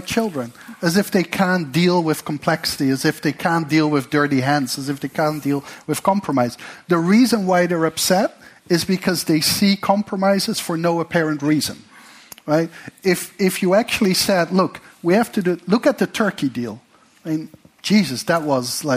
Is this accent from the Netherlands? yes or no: yes; Netherlands; I come from the Netherlands